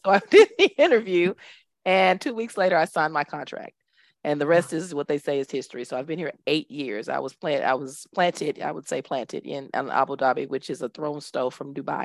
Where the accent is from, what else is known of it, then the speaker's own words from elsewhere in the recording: Dallas, Texas, United States; moved away as an adult; now in United Arab Emirates; I am originally from Dallas, Texas, born and raised